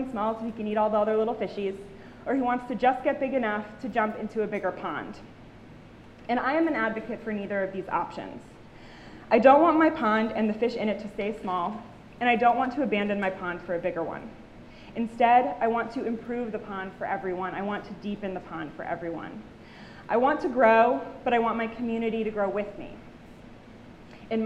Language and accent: English; Somersworth, New Hampshire, United States; Living in my hometown